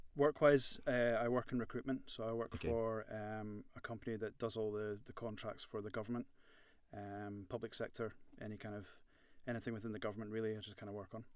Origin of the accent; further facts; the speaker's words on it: Edinburgh, Scotland, United Kingdom; moved away as an adult; now in Belfast, United Kingdom; I'm born born and bred in Edinburgh, as you can you can imagine from my accent